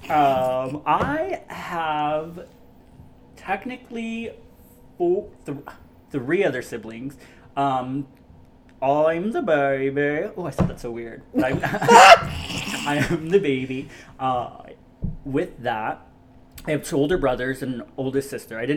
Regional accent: Texas, United States; I was definitely born and raised in Central Texas

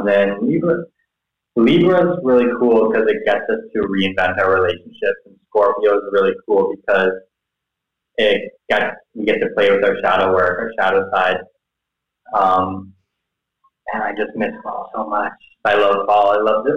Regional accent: close to Toronto, Ontario, Canada; moved away as an adult; now in Thailand; I grew up in Canada, close to Toronto

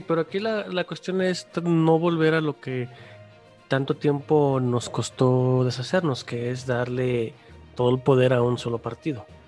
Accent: Mexico; ya vivimos los mexicanos

